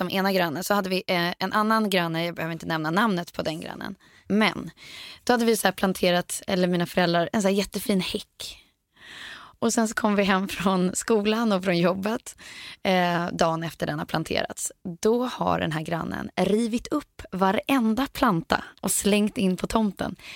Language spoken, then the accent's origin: Swedish; Lidingö, Stockholm County, Sweden; Alltså hela den här eh, som jag kan känna ute på Lidingö där vi växte upp då